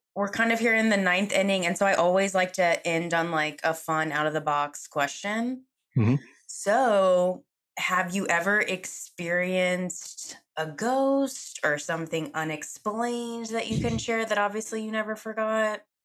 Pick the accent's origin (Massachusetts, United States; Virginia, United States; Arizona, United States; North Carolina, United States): North Carolina, United States; Charlotte; I'm from Charlotte. I was born and raised here